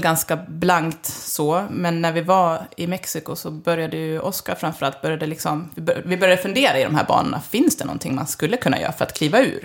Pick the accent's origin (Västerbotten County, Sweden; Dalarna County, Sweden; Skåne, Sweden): Dalarna County, Sweden; Leksand; moved away as an adult; kommer ursprungligen från Leksand och har flyttat hem kan man säga för tre år sedan